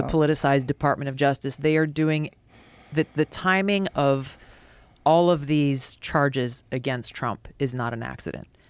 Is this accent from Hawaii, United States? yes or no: yes; Hawaii, United States; a kid growing up in Hawaii who loved martial arts